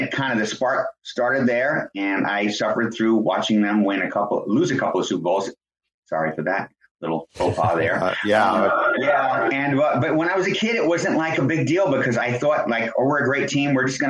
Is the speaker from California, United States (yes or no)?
no; New York City, New York, United States; also born or lived in Florida; now in Ann Arbor, United States; I grew up in the Bronx in New York City